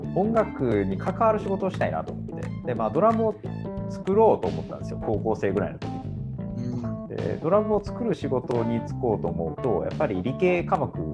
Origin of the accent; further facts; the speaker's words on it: Osaka, Japan; also born or lived in Kagoshima; 鹿児島生まれ大阪育ち